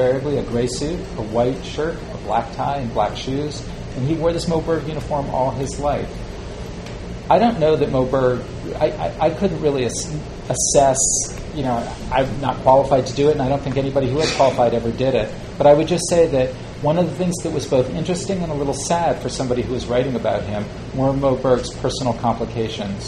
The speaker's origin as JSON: {"language": "English", "town": "New Haven", "region": "Connecticut", "country": "United States", "tie": "born or raised there", "said": "I live in New Haven. That's my home."}